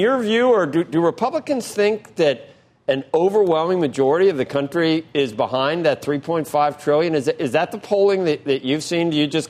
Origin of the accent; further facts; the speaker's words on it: Cincinnati, Ohio, United States; I'm from Cincinnati.